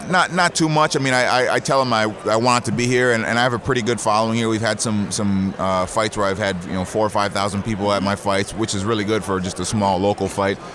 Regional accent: Osseo, Minnesota, United States; I grew up, I grew up in Osseo, which is probably half hour away from here

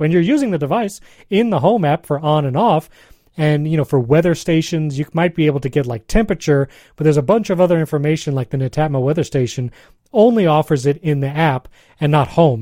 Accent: New York, United States; I grew up in New York, here in the States

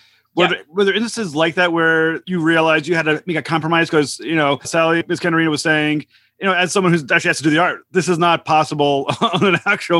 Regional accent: United States; It's part of being an American that I do not understand the geography of anything that's outside the United States.

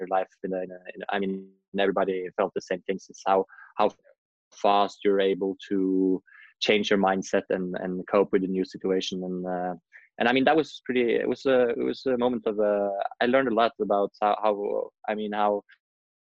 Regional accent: Oslo, Norway; I grew up in Norway, in Oslo, the capital

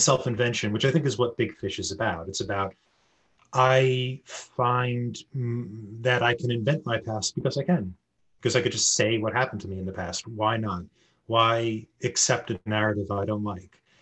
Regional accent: United States; as an American

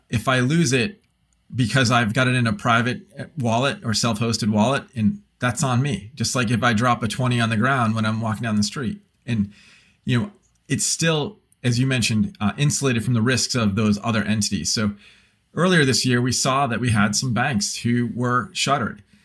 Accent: United States; as an American

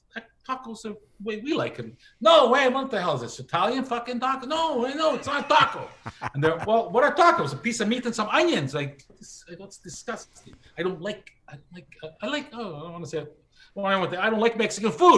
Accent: Canada; I'm Canadian.

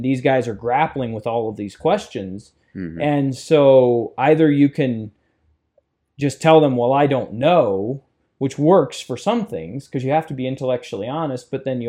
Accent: Martinsburg, Ohio, United States; I grew up in Martinsburg, small rural community, and basically I was a terrible student in school, which was really interesting.

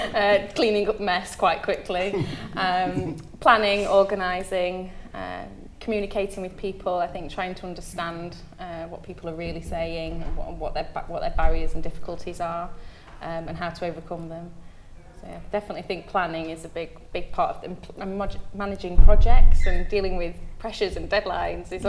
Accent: Derbyshire, East Midlands, United Kingdom; now in Cornwall, United Kingdom; I'm not from Cornwall, I'm from Derbyshire

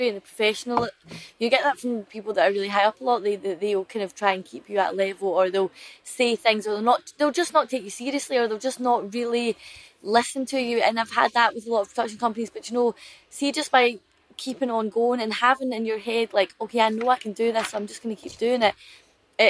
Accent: West Scotland, United Kingdom; growing up in Scotland or West Scotland

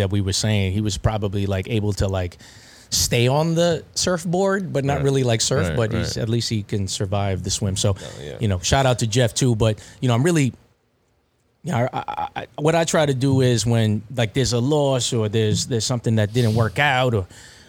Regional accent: Philippines; You're Indian. He's Indian. I'm Filipino.

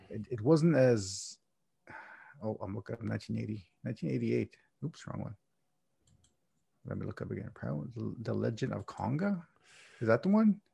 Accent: Canada; I'm Canadian

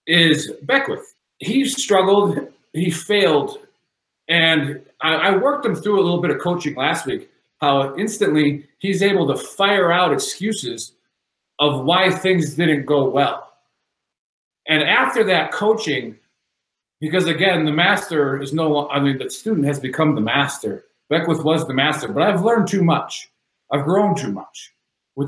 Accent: the North, United States; I'm a Yankee. I'm from the North

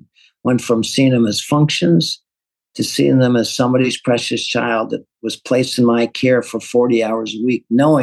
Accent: St. Louis, Missouri, United States; I'm an accountant from North St. Louis, running a manufacturing

